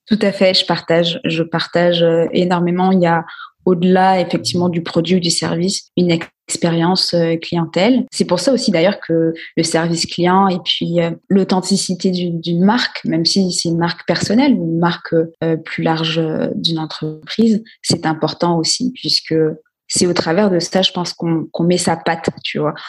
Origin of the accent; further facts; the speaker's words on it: Guadeloupe; je suis originaire de, de la Guadeloupe